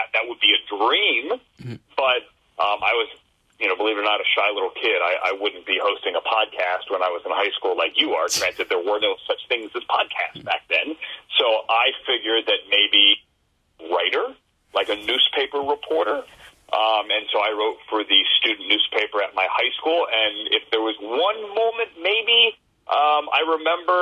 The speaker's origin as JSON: {"language": "English", "region": "Northern Virginia", "country": "United States", "tie": "born or raised there", "said": "I grew up in Northern Virginia"}